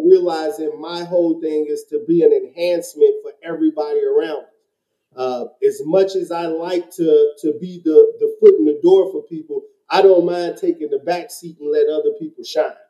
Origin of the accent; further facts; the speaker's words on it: Chicago, Illinois, United States; I am from Chicago